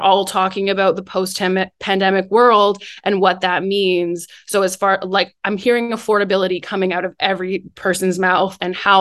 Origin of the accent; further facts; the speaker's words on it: Guelph, Ontario, Canada; I'm from Guelph